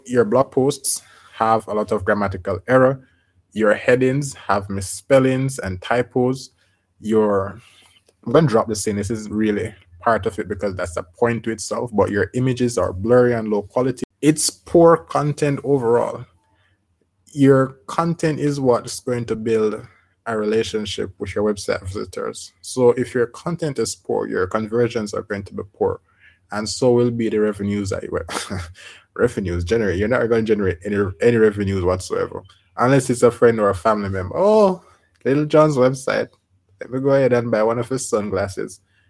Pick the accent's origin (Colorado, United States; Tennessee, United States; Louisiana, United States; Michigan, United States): Colorado, United States; Oh, this guy is also from Colorado. I am from Colorado. We're both Coloradans.